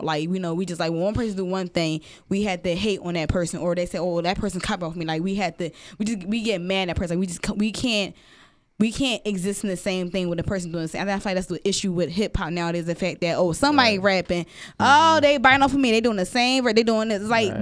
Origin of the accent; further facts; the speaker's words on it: Philadelphia, Pennsylvania, United States; I'm from Philly